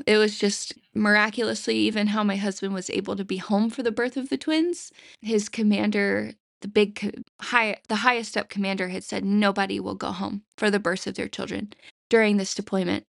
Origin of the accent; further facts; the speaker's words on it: the Bible Belt, United States; I grew up in the Bible Belt